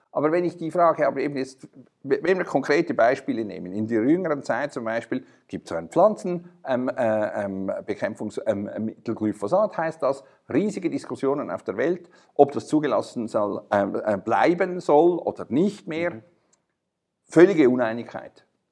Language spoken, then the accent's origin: German; Switzerland; wir als Schweizer